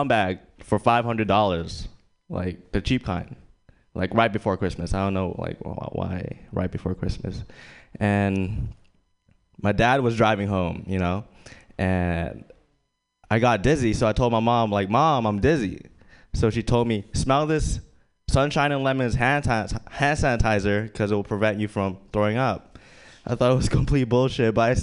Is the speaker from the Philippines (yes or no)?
yes; Philippines; moved away; I was born in the Philippines, and I grew up in a farm.